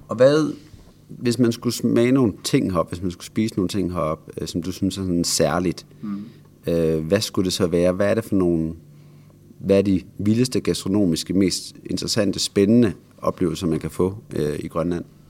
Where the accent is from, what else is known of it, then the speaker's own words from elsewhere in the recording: Denmark; Vi sidder jo her, to øh, danskere